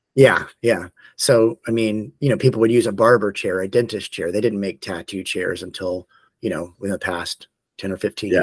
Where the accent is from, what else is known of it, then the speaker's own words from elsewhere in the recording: Tallahassee, Florida, United States; moved away; I'm originally from Tallahassee, Florida